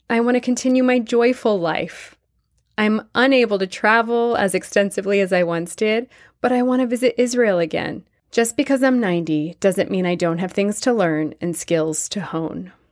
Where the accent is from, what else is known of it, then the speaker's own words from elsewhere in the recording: Tianjin, China; moved away as an adult; I was born in China to Jewish parents who left Russia after World War I to seek refuge from anti Semitism, famine, and pogroms. I spent the first 20 years of my life in China, surviving the Japanese occupation of my town, Tientsin, during World War II.